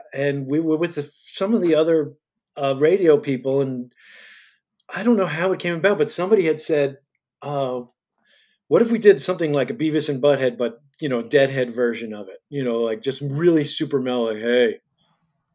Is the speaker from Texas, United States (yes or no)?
no; Commack, New York, United States; I grew up in Commack